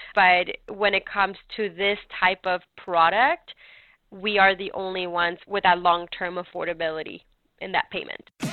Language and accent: English; California, United States; also born or lived in North Carolina; now in Mooresville, United States; I was raised in California myself